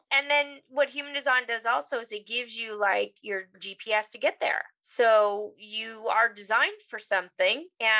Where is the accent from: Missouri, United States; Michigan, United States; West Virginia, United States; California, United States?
California, United States; Los Angeles; I grew up in the San Fernando Valley